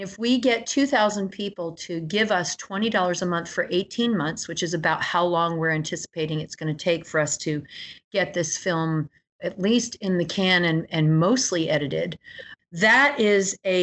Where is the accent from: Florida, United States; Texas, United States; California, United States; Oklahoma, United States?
Florida, United States; my home state